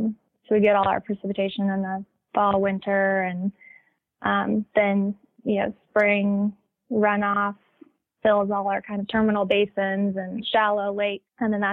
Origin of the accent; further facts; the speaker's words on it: Central Valley, Sacramento-San Joaquin Delta, California, United States; also born or lived in Saskatchewan, Canada; I'm originally from California, the Central Valley, kind of the Sacramento-San Joaquin Delta region. Grew up hunting there